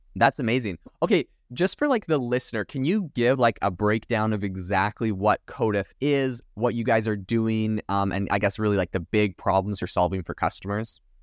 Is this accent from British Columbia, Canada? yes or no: yes; Vancouver Island, British Columbia, Canada; I'm actually from Vancouver Island